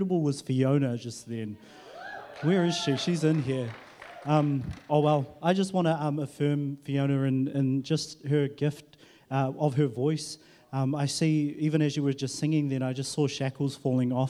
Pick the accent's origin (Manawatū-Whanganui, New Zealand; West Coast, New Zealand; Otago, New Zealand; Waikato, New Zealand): Waikato, New Zealand; Huntly; now in Auckland, New Zealand; I was in Huntley. That's where I was born and bred and, you know, did that life and then moved to Auckland.